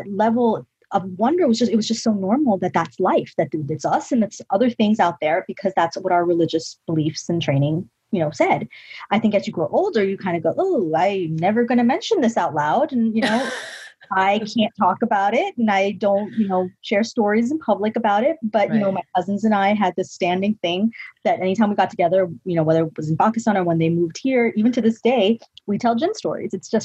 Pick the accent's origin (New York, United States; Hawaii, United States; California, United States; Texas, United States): New York, United States; I was born in New York, so I'm a New Yorker